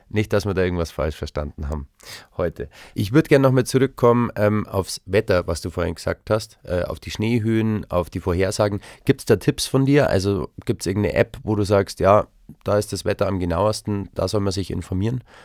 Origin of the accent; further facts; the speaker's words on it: Konstanz, Baden-Württemberg, Germany; now in Tegernsee, Germany; Also ich komme aus Konstanz vom Bodensee